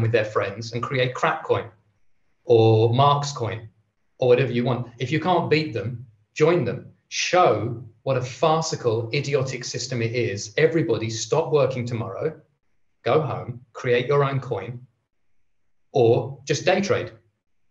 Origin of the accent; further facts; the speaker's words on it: England, United Kingdom; I'm English